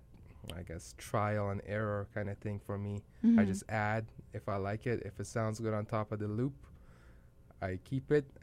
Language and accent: English; Iran; now in Winnipeg, Canada; I was born in Iran